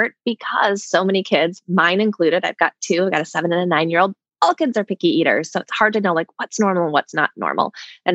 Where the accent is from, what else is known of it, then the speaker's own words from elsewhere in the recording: Minnesota, United States; I'm from Minnesota